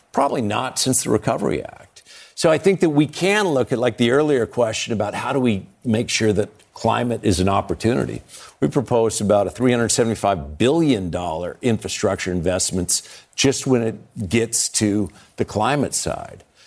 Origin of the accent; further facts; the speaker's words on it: Montana, United States; growing up in Montana